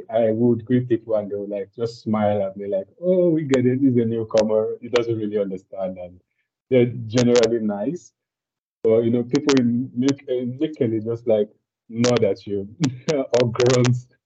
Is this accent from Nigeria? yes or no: yes; Nigeria; moved away as an adult; now in Finland; I'm from Nigeria, and uh, I've just been in Finland for a few months